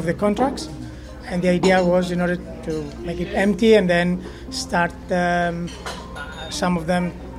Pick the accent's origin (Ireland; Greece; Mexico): Greece; moved away as an adult; now in Barcelona, Spain; Originally I'm from Greece, and I've been living here for the last 18 years. In this building, around 16 years.